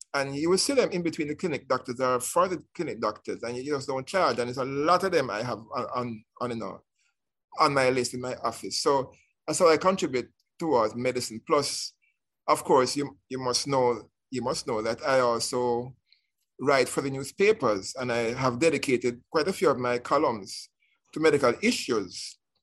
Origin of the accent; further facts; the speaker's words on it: Kingston, Jamaica; I was um, born in poor surroundings in um, Greenwich, people call Greenwich Farm, Greenwich Town